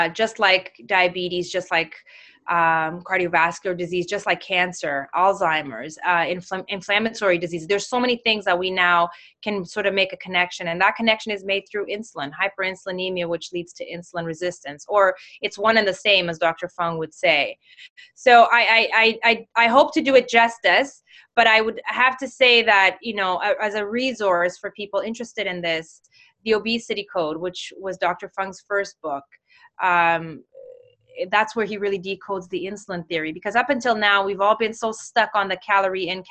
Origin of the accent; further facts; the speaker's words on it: Mozambique; moved away; also born or lived in Toronto; I'm from Mozambique